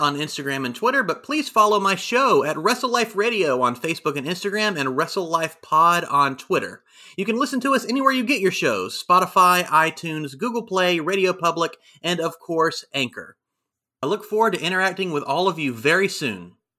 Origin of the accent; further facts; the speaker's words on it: Jacksonville, Florida, United States; I'm from Jacksonville, Florida